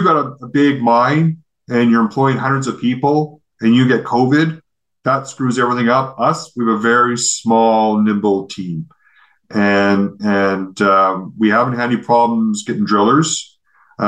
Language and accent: English; Canada; here's this Canadian running this company that's effectively Australian